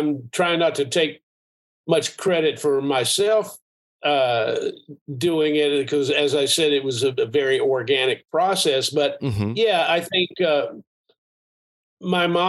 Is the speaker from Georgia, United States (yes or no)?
no; Asheville, North Carolina, United States; I grew up in a small town. I grew up in Asheville, and that's part of who I am